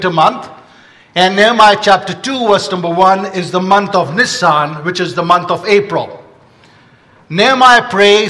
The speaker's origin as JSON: {"language": "English", "country": "India", "tie": "born or raised there", "moved": "yes", "said": "I grew up in India."}